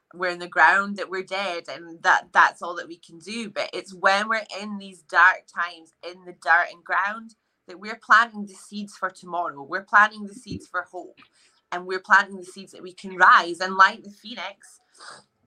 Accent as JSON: {"language": "English", "town": "Edinburgh", "region": "Scotland", "country": "United Kingdom", "said": "I am 31 years of age and I'm from Edinburgh."}